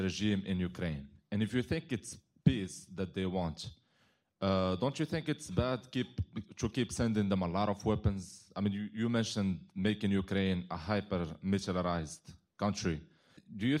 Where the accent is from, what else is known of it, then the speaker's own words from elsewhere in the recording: Morocco; now in Minnesota, United States; I'm originally from Morocco, and I go to school in McAllister College, Minnesota